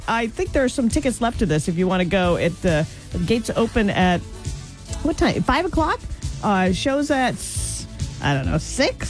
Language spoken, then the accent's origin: English; Idaho, United States; growing up in Idaho, we raised 200 chickens one year